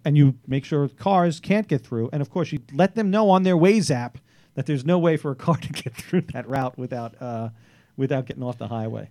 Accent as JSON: {"language": "English", "town": "New York City", "region": "New York", "country": "United States", "said": "As a Staten Islander"}